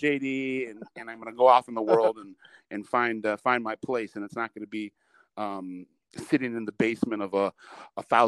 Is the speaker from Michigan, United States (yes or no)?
yes; Detroit, Michigan, United States; also born or lived in Chicago; I'm from Detroit.